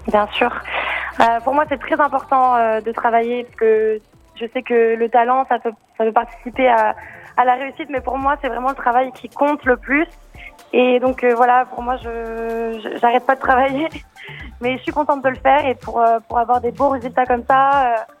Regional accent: Nice, Provence-Alpes-Côte d'Azur, France; à Nice, c'est ma ville

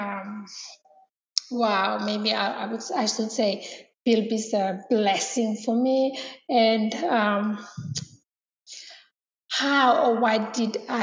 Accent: Malaita, Solomon Islands; I'm from Malaita. I'm originally from Malaita and from Solomon Islands.

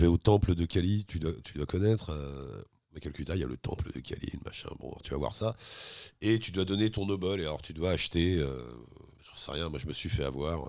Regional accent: Paris, Île-de-France, France; Je suis de Paris

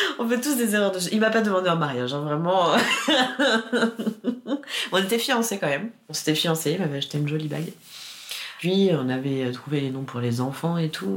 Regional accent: Paris, Île-de-France, France; Je suis née à Paris 14e

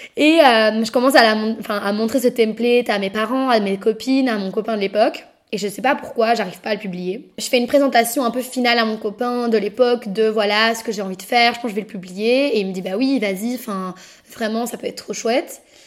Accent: Brussels, Brussels-Capital Region, Belgium; je suis bruxelloise, née à Bruxelles et je vis encore à Bruxelles actuellement

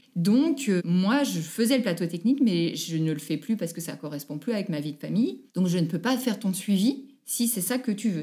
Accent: Annecy, Auvergne-Rhône-Alpes, France; je suis née à Annecy, j'habite à Poisy, en Haute-Savoie, tout près d'Annecy.

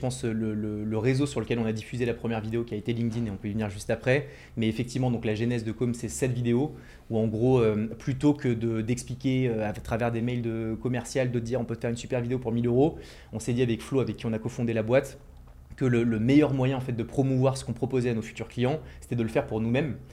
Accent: Ville-d'Avray, Île-de-France, France; Je viens de, du 92, de Ville d'Avray, une petite ville euh, juste à côté de Paris

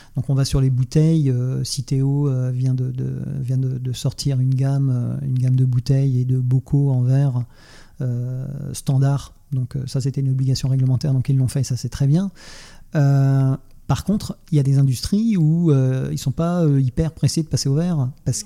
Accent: Nantes, Pays de la Loire, France; je suis nantais

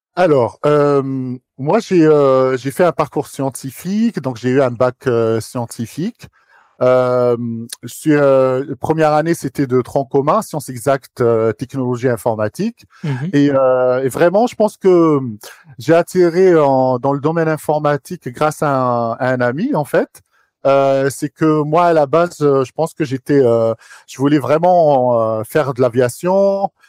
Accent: Algiers, Algiers Province, Algeria; moved away as an adult; now in France; j'ai grandi à Alger. Ok. Euh, je suis d'originaire d'Alger

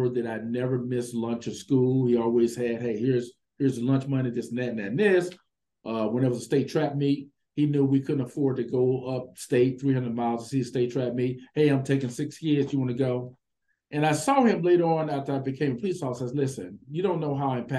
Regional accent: East St. Louis, Illinois, United States; I grew up in East St. Louis, Illinois.

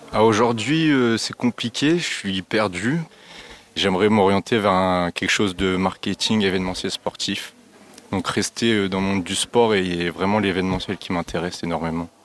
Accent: Lille, Hauts-de-France, France; also born or lived in Liévin; j'ai 20 ans, je viens de Lille

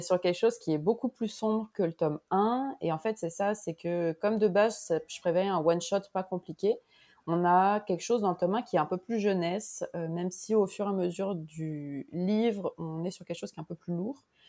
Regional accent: Grenoble, Auvergne-Rhône-Alpes, France; now in Montreal, Canada; je suis française d'origine, j'ai grandi à Grenoble

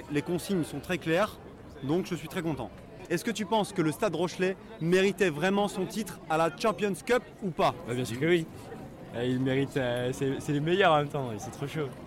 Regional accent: Île-de-France, France; Parce qu'avec mes amis, on vient d'Île-de-France et on va pas repartir avec le cinquième siège de la voiture vide.

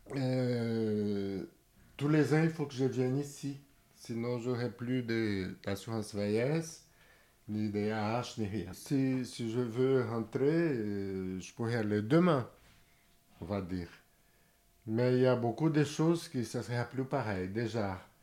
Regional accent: Brazil; moved away as an adult; now in France; Je suis brésilien, j'habite ici depuis 36 ans

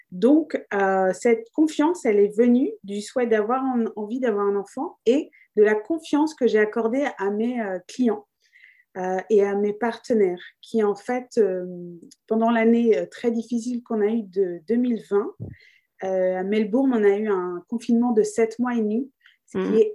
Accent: France; also born or lived in Australia; donc, je suis née en Australie euh, donc, j'ai eu la chance euh, de naître euh, avant les années 90 pour vous donner un indice sur mon âge, mais il y avait le droit du sol. Donc, j'ai eu la nationalité australienne. Mais j'ai grandi en France

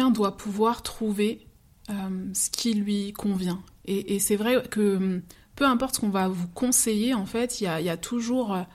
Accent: Martinique, France; et pourtant, je suis martiniquaise, mais c'est les mêmes processus qu'on retrouve en termes d'immigration.

